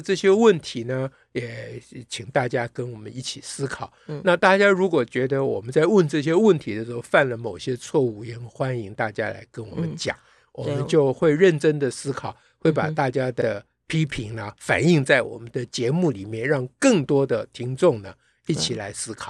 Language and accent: Chinese; Taiwan; 你中国人，我台湾人